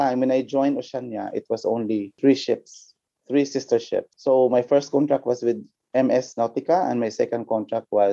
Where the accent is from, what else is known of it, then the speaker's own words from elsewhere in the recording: Philippines; from my batch I was the only from the Philippines